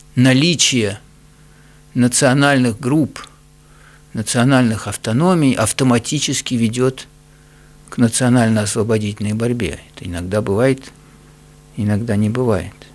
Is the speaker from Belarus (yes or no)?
no; Russia; moved away; я вырос в России, я русский по, по культуре, по воспитанию